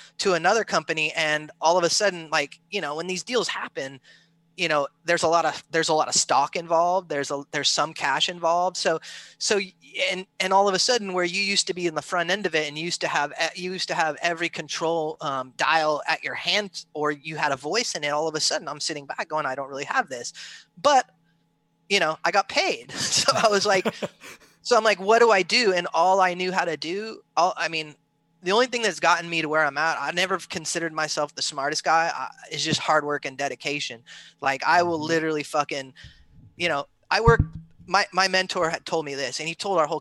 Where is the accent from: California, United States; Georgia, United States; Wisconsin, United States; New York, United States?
California, United States; I grew up in California on the beach from skating and surfing